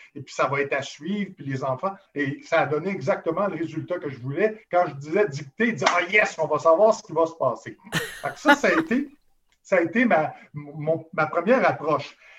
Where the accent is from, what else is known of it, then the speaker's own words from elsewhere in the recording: Montreal, Quebec, Canada; je suis allé me promener dans Verdun, qui est ma ville natale